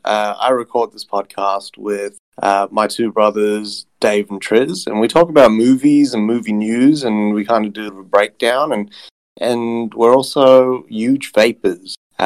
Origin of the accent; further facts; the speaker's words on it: South Africa; I was born in South Africa